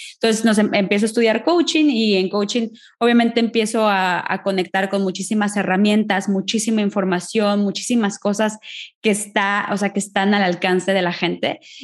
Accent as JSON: {"language": "Spanish", "country": "Mexico", "moved": "as an adult", "lives_now": "Ireland", "said": "soy de México, mexicana viviendo en Irlanda"}